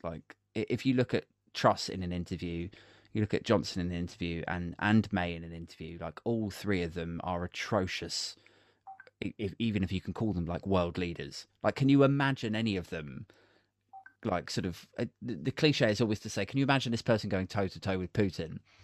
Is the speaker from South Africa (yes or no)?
no; Maidenhead, South East England, United Kingdom; Maidenhead, which is my hometown